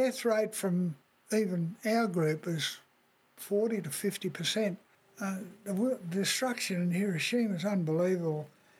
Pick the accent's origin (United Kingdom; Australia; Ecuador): Australia; born or raised there